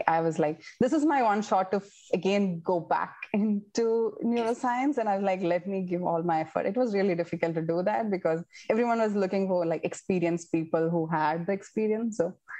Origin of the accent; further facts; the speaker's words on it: India; I don't know, is it because I am an Indian? You know, you probably get along well with from your people from your own country.